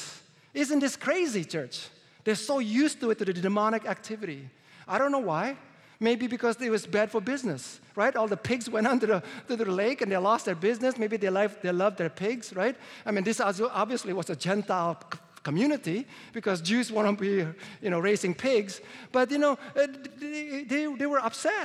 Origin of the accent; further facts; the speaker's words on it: Indonesia; moved away; I was born in Indonesia. And as a Chinese, I was discriminated.